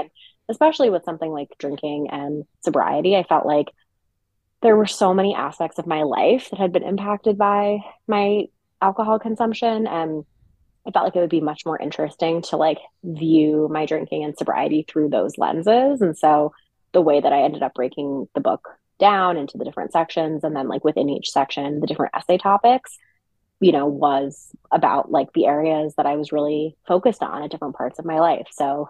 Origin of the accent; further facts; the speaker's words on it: New York City, New York, United States; also born or lived in Westchester / New Jersey; I'm originally born in New York City and grew up around in the New York City area, New York suburbs, Westchester, New Jersey.